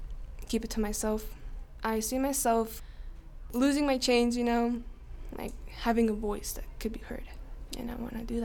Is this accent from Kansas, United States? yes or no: no; Gillette, Wyoming, United States; now in Rock Springs, United States; I was born in Gillette, Wyoming. I'm 18.